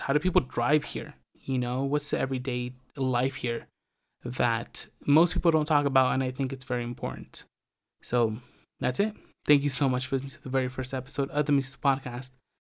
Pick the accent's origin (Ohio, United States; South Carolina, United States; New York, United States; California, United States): California, United States; moved away as an adult; now in Mexico; I was born in Mexico, but I grew up in California